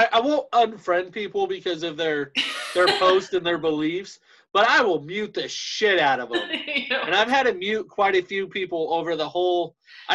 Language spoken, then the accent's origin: English; United States; I am American, very proud to be